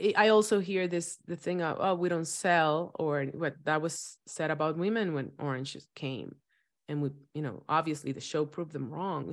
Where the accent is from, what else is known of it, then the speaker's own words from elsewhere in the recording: Dominican Republic; moved away; I was raised in Dominican Republic